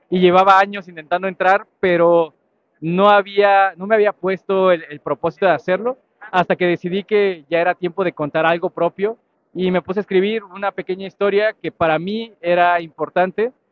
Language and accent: Spanish; Morelos, Mexico; Eh, bueno … eh, soy de Morelos, ah, de un lugar muy pequeño en Morelos